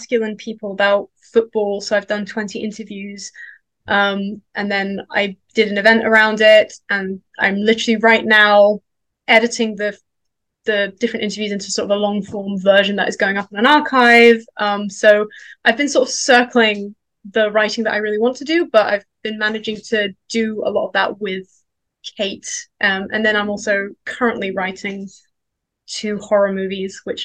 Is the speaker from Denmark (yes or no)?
yes; Denmark; moved away; also born or lived in London; I grew up in Denmark